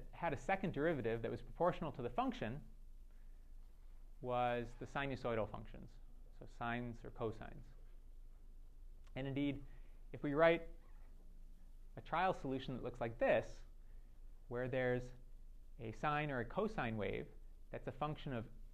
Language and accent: English; Detroit, Michigan, United States; I'm from Detroit